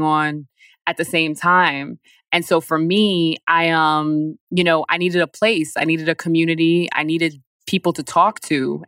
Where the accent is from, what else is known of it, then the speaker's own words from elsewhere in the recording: Poughkeepsie, New York, United States; moved away as an adult; also born or lived in Bronx, New York / Paris; now in Newark, United States; I grew up in Poughkeepsie